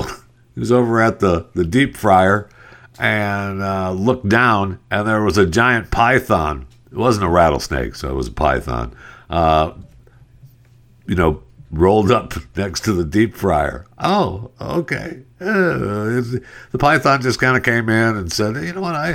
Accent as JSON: {"language": "English", "region": "Alaska", "country": "United States", "said": "I'm not from Brooklyn. Okay, I'm from Alaska. I used to go camping with black bears hanging out at my campsite."}